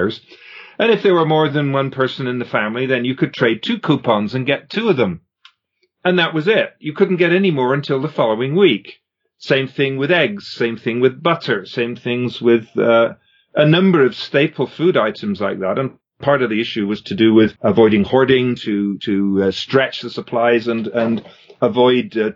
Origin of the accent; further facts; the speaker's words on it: England, United Kingdom; moved away as an adult; now in Canada; I grew up in England. I came to Canada when I was just after I graduated.